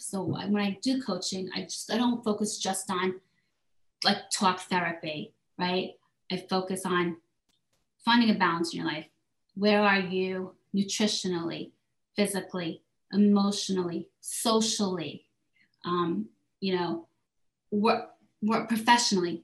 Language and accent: English; South Korea; moved away; I was raised in South Korea. My mother's Korean